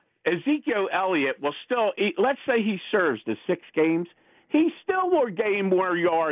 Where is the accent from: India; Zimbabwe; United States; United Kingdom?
United Kingdom; England; Nah, hey, John, you know something? I'm from England.